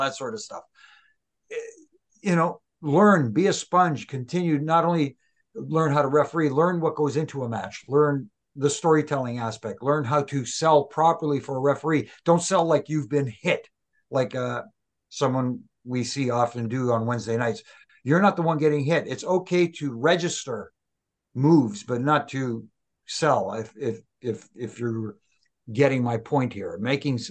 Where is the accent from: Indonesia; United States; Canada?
Canada; I'm Canadian